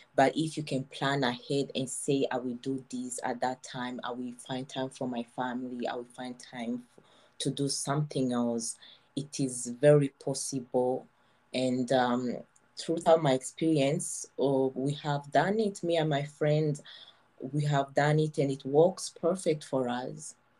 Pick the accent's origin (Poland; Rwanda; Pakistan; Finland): Rwanda; Kigali; moved away as an adult; now in Montreal, Canada; I was born in Rwanda. I grew up in Kigali